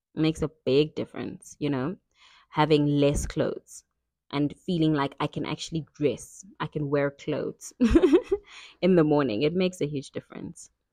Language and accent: English; KwaZulu-Natal, South Africa; I grew up in KwaZulu-Natal, South Africa